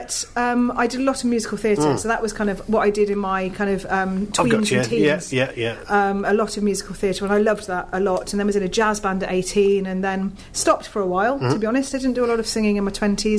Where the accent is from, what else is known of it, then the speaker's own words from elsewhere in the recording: Wales, United Kingdom; moved away as an adult; now in Northampton, United Kingdom; I grew up in Wales, so I'm Welsh.